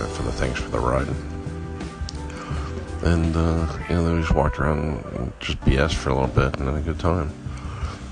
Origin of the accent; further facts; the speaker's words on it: South Pasadena, California, United States; growing up in South Pasadena